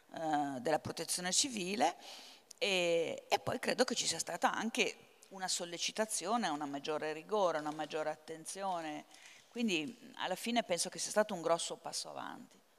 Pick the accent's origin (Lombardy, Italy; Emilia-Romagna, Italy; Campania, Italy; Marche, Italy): Lombardy, Italy; io vengo dalla Lombardia